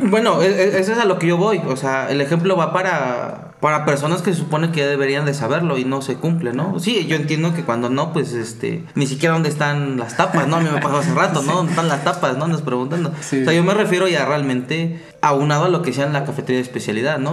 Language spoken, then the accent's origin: Spanish; Puebla, Mexico; como el poblano que soy